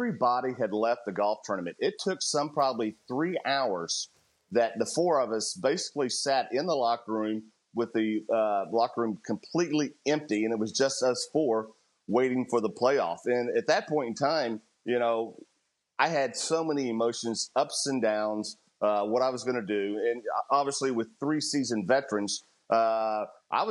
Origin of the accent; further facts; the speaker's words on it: Houston, Texas, United States; my hometown of Houston